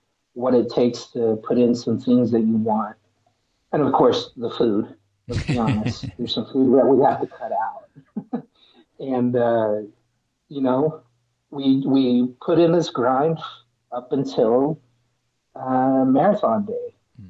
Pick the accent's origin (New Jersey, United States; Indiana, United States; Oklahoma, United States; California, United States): Oklahoma, United States; Stillwater; also born or lived in Tahlequah, Oklahoma; now in Tulsa, United States; I'm originally from the small town of Tahlequah out in Cherokee Nation, but I grew up in Stillwater, the home of Oklahoma State Cowboys